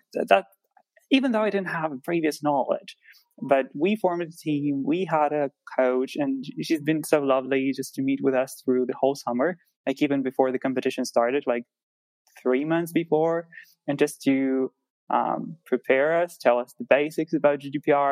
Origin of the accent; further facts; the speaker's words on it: Ukraine; I'm from Ukraine, and I study at Ukrainian Catholic University Law School